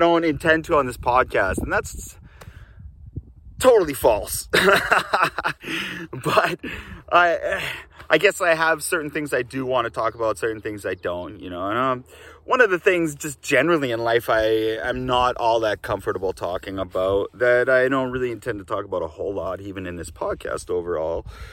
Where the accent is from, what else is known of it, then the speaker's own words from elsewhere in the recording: Kamloops, British Columbia, Canada; moved away as an adult; also born or lived in Japan / Australia; I'm in Kamloops, British Columbia, Canada. My hometown, the place where I grew up